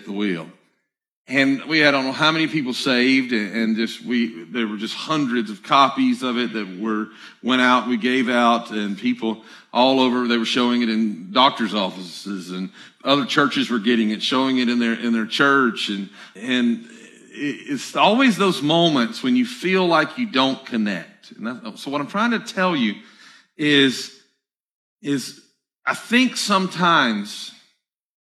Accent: the South, United States; I'm from the South

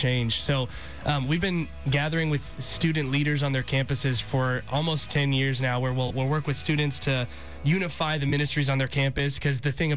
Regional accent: Dahlonega, Georgia, United States; I was born and raised here in Georgia, Dahlonega

